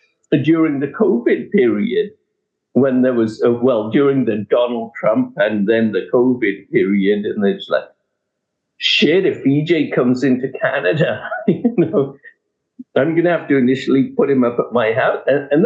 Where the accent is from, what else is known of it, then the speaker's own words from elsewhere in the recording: England, United Kingdom; moved away; When I came from England, I wanted to get into some sort